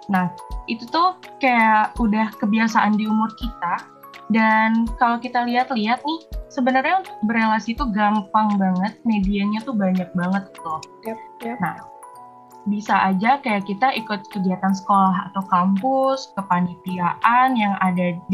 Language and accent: Indonesian; Kalimantan, Indonesia; aku Pulau Sulawesi, aku dari Pulau Kalimantan. Kita jauh-jauhan banget.